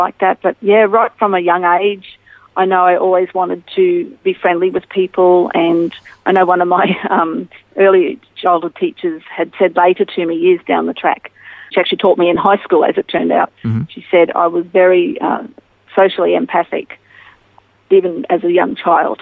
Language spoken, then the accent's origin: English; Townsville, Queensland, Australia; also born or lived in Mackay, Queensland; I was born in Mackay, but I moved to Townsville. So Mackay's in North Queensland, but Townsville's about 4 hours drive north of there. And we moved there when I was 7 months old. And I grew up there